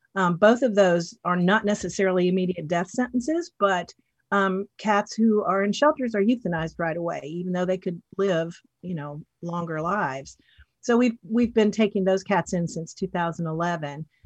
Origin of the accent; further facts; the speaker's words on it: Western North Carolina, United States; moved away as an adult; I grew up in, um, Western North Carolina in the mountains in a small town that's almost in Tennessee